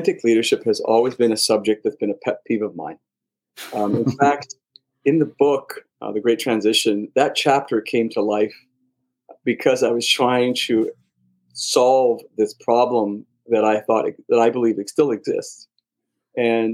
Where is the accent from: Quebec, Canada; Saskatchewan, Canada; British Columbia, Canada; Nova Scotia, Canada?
Quebec, Canada; Montreal; I'm a Canadian born, so I was born in Montreal